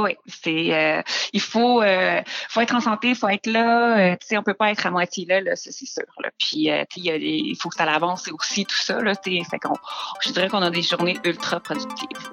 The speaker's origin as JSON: {"language": "French", "town": "Quebec City", "region": "Quebec", "country": "Canada", "tie": "born or raised there", "also_born_or_lived": "North Africa", "moved": "as an adult", "lives_now": "Montreal, Canada", "said": "Je viens de la région de Québec, donc j'ai fait là, mon primaire, secondaire dans la région de Québec, aussi également là un petit peu en Afrique du Nord là, ah au lycée français"}